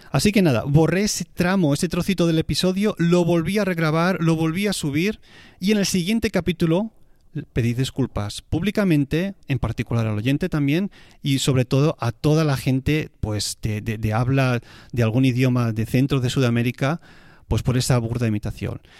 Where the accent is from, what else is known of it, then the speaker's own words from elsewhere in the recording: Spain; eventualmente yo diré padre porque soy de España